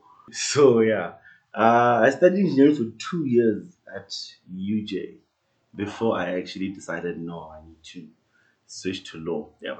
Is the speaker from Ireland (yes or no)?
no; Iketle, near Tzaneen, Limpopo, South Africa; moved away as an adult; also born or lived in Khabane, Limpopo; now in Pretoria, South Africa; I'm from Khabane, a small township in Bulawayo, Limpopo, just outside Tzaneen. But I grew up in a small village called Iketle.